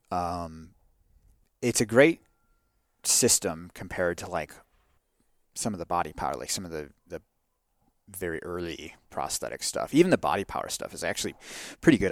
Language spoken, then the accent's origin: English; Wisconsin, United States; moved away as an adult; I grew up in Wisconsin where the cows outnumber the people